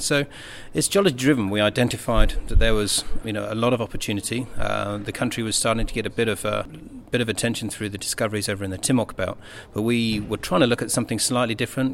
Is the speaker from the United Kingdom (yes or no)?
yes; United Kingdom; being British